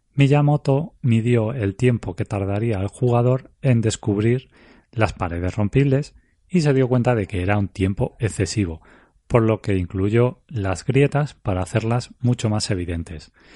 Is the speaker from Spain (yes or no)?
yes; Spain; yo soy español